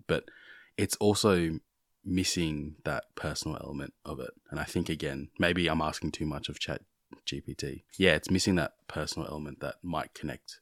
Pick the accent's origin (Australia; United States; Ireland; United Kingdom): Australia; growing up here in Australia